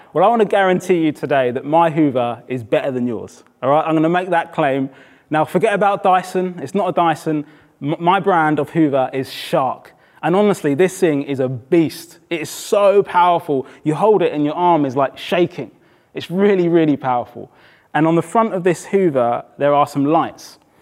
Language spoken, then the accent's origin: English; Brighton, South East England, United Kingdom; moved away; also born or lived in Oxford / South East London; I had moved from Oxford, I grew up in Brighton